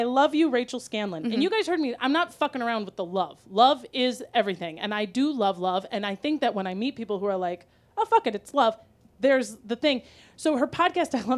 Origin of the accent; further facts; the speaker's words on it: Wisconsin, United States; moved away; also born or lived in Minnesota; I'm from Wisconsin, but I lived in Minnesota for 25 years